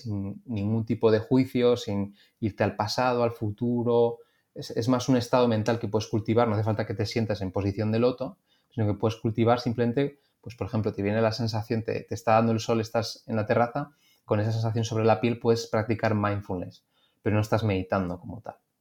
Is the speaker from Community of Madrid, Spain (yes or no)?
yes; Madrid, Community of Madrid, Spain; Yo que soy de Madrid